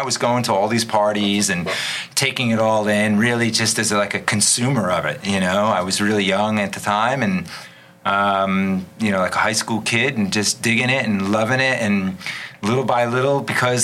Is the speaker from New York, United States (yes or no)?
yes; New York City, New York, United States; also born or lived in Long Island / East Village / Florida; Born and raised in New York. Born in Long Island originally